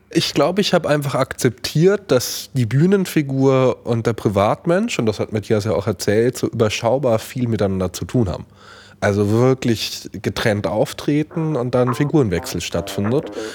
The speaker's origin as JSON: {"language": "German", "area": "Franconia", "region": "Bavaria", "country": "Germany", "moved": "yes", "said": "aus meiner Heimat so ein bisschen geflohen bin. Ich wohne dann nicht mehr in Franken"}